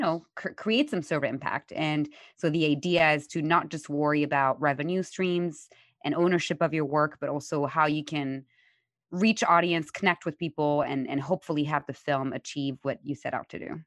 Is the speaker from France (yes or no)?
yes; Paris, Île-de-France, France; moved away; I'm born and raised in Paris